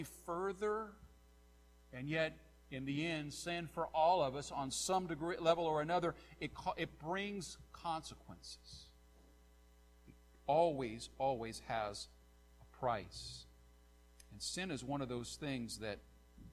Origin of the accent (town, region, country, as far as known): Nappanee, Indiana, United States